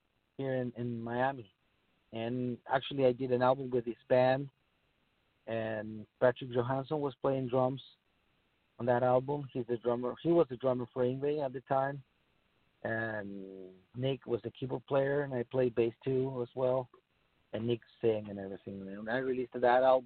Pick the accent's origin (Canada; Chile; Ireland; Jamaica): Chile; moved away as an adult; I'm from Chile, I'm from South America